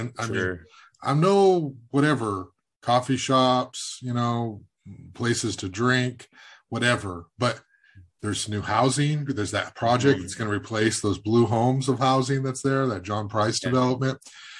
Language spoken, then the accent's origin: English; Goleta, California, United States; also born or lived in Santa Barbara, California; I can't even tell you all the streets I've lived on in Goleta and Santa Barbara. I was born in Goleta Valley Cottage Hospital when they called it Goleta Valley. And all my family, I think I'm the last one here.